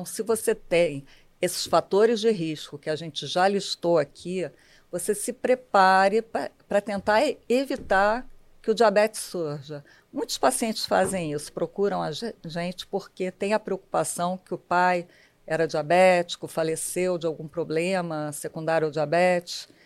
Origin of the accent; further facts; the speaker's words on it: Rio de Janeiro, Brazil; eu nasci na Tijuca, sou tijucana.